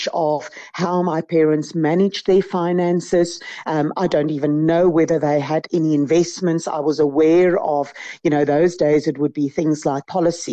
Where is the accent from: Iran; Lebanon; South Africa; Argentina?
South Africa; Centurion, Gauteng; also born or lived in Pretoria; I grew up in what is now known as Centurion. It was Verwoerdburg at the time.